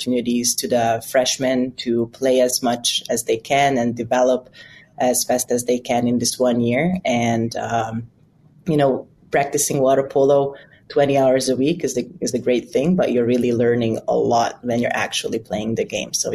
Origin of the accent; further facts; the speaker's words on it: Budapest, Hungary; English is a second language; moved away as an adult; now in United States; I'm from Budapest, Hungary, and I came here barely speaking enough English